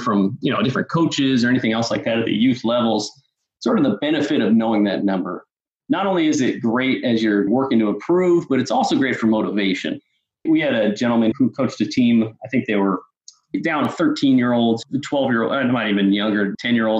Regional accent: Northern California, United States; growing up in Northern California

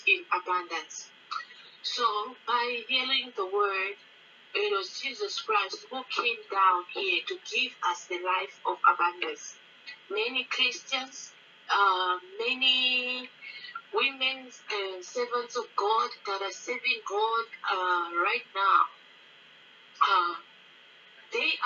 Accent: Zambia; now in Pretoria, South Africa; from Pretoria, South Africa, and originally Zambia

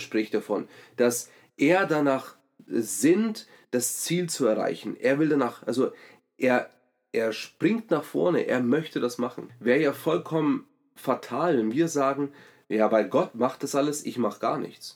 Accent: Germany; als Deutsche

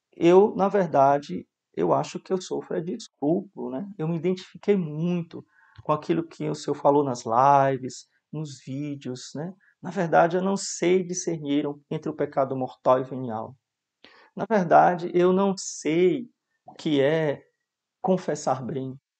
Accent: Mossoró, Rio Grande do Norte, Brazil; Na minha infância vivi em Mossoró

